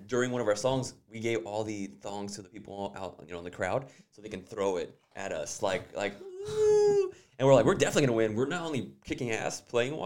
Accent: Los Angeles, California, United States; moved away; also born or lived in Douglas, Arizona; I'm from Los Angeles.

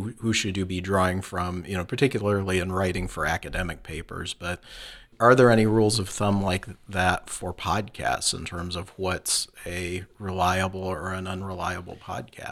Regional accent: Flint, Michigan, United States; I grew up in Flint, Michigan

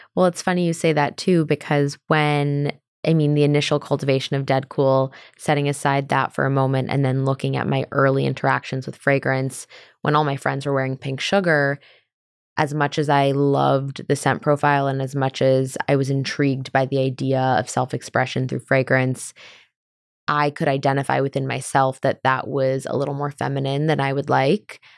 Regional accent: California, United States; we're from California

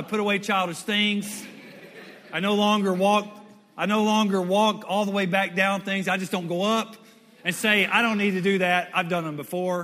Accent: Western Louisiana, United States; also born or lived in Mississippi / Dallas, Texas; when I was a kid, I came over from Western Louisiana over here to Dallas

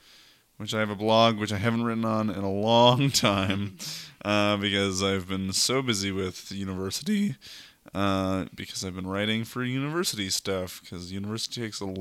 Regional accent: Red Deer, Alberta, Canada; I'm 21 years old. I grew up in Red Deer, which is a fun city.

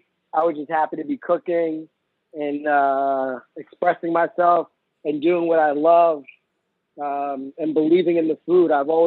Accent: Tobyhanna, Pennsylvania, United States; now in New York City, United States; I rode my bike to a country club where I grew up in Northeast Pennsylvania.

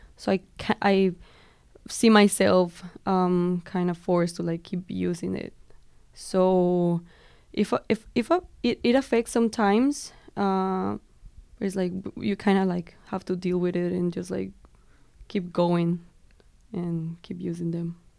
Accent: Colombia; moved away; I'm from Colombia

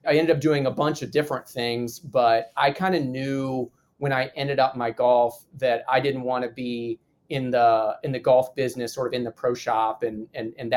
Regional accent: Midwest, United States; moved away as an adult; also born or lived in New Orleans, Louisiana; I'm a kid from the Midwest

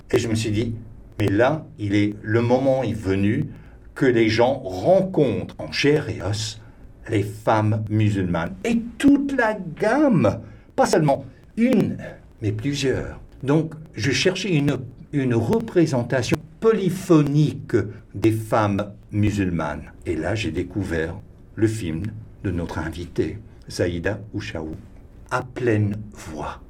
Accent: Texas, United States; French is a second language; moved away; je suis du Texas, je suis un Américain

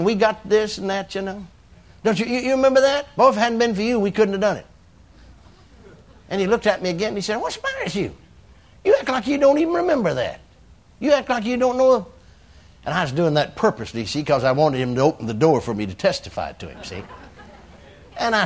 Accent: McKinney, Texas, United States; My hometown, McKinney

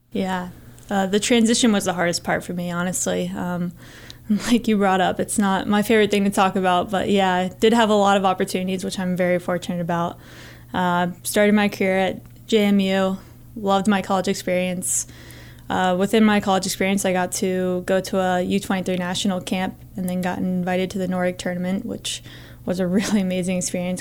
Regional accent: Northern Virginia, United States; moved away as an adult; now in Montana, United States; I grew up in Northern Virginia, which is about two hours from J M U

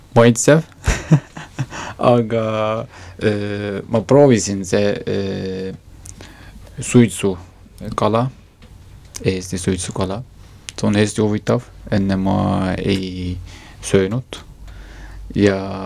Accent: Kars, Kars Province, Turkey; Estonian is a second language; moved away as an adult; now in Estonia; mina olen pärit Karsist

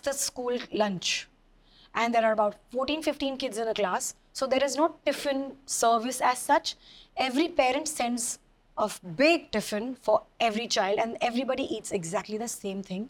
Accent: Delhi, India; I'm a girl from Delhi, so I've, you know, grown up with enough Eve teasing and catcalling

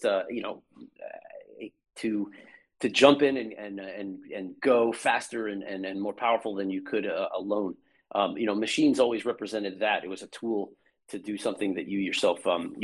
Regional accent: Morgantown, West Virginia, United States; now in Boston, United States; I grew up in Morgantown, West Virginia, kind of big country compared to where I am now in Boston

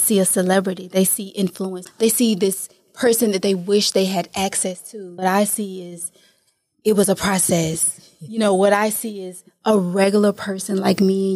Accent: Atlanta, Georgia, United States; We're from Atlanta

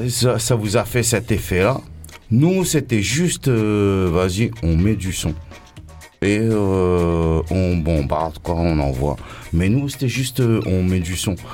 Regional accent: Réunion, France; Moi, je suis un Africain. Je suis un Réunionnais. Je suis un mec de l'Afrique.

